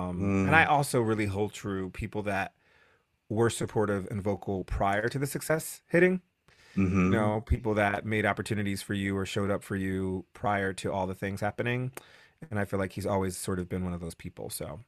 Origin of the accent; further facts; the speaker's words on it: New Haven, Connecticut, United States; moved away; I'm from New Haven, Connecticut.